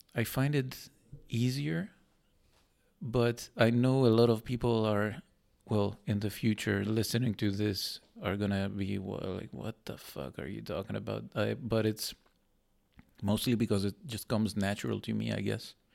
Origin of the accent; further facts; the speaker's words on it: Greece; moved away as an adult; now in Netherlands; I went back to Greece.